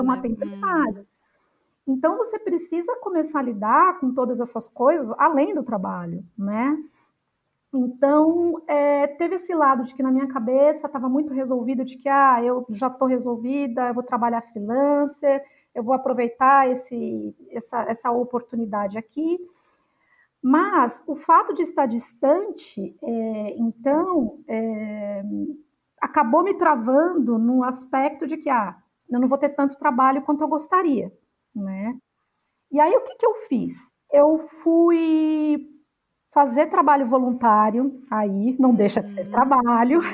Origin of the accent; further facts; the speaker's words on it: São Paulo, Brazil; moved away as an adult; also born or lived in United States; eu sou uma paulistana